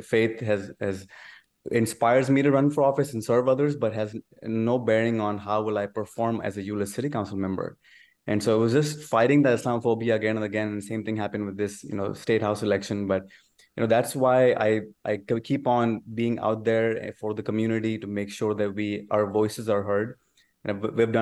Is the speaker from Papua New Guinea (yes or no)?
no; Pakistan; moved away as an adult; now in Texas, United States; I was born in Pakistan and moved to United States when I was 19 years old.